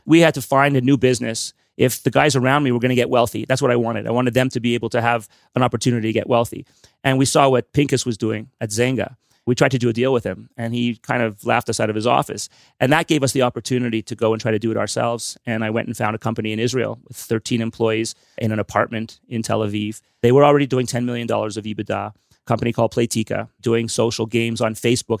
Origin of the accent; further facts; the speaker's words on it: Montreal, Quebec, Canada; I'm from Montreal. I, obviously, I speak French as well as I speak English.